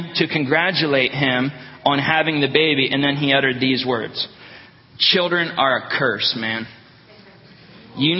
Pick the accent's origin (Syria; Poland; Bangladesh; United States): United States; Northeast Ohio; now in Wisconsin, United States; I'm from Northeast Ohio